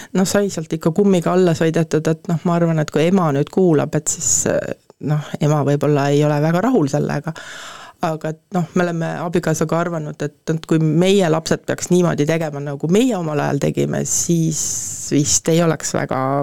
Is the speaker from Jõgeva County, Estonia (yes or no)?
yes; Põltsamaa, Jõgeva County, Estonia; also born or lived in Paide; mina olen sündinud Põltsamaale, nagu ma ütlen, et äh, tegelikult sündisin Paides